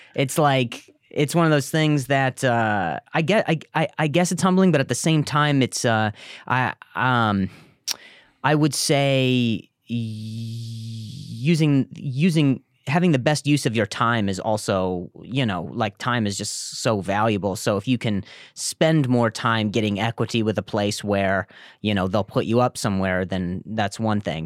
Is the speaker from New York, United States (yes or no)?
no; Las Vegas, Nevada, United States; moved away as an adult; also born or lived in Indiana; I grew up in, uh, Vegas after